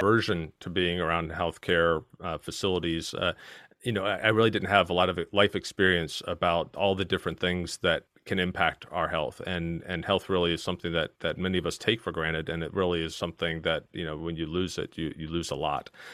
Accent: Virginia, United States; accent: strong American; moved away as an adult; now in Kent, United Kingdom; I'm originally from Virginia, and, uh, I, I've maintained my strong American accent for all these years here

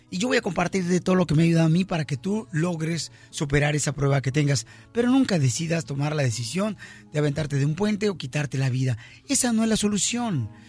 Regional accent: Michoacán, Mexico; El abogado de inmigración y yo somos michoacanos.

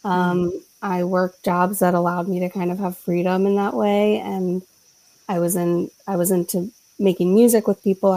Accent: Philadelphia, Pennsylvania, United States; I'm a Philadelphian and that's cultural

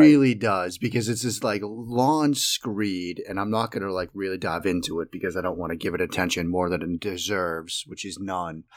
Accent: outside of Boston, Massachusetts, United States; moved away; I grew up in the Northeast. I grew up living outside of Boston.

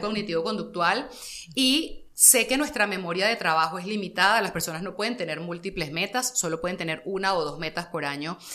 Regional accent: Caracas, Capital District, Venezuela; yo soy muy caraqueña

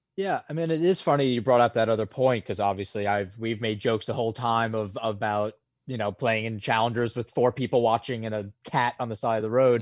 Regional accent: New York, United States; being a New Yorker

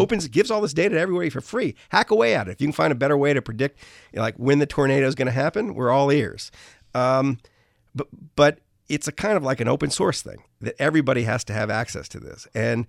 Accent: New Orleans, Louisiana, United States; I grew up in New Orleans. So, you know, hurricanes when I was a kid, used to like come out of nowhere and you didn't know where they were going to hit.

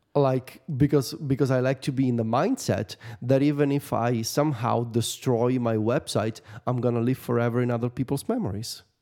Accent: Viterbo, Lazio, Italy; the machina of Santa Rosa in Viterbo? The big celebration in my hometown

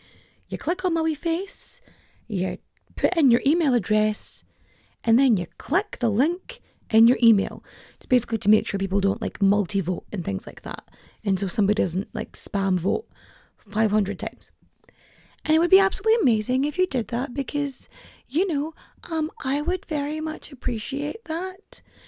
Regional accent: Ulster, Ireland; Like, I'm from Donegal. I have lived in Donegal the majority of my life. I grew up here. I speak Irish, poorly, but I speak it.

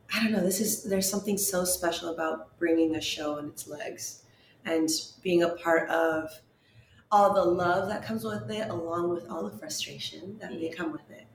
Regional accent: San Diego, California, United States; San Diego.

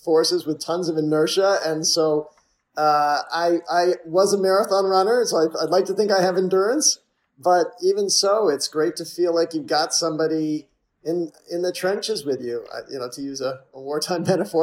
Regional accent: Massachusetts, United States; I grew up in Massachusetts

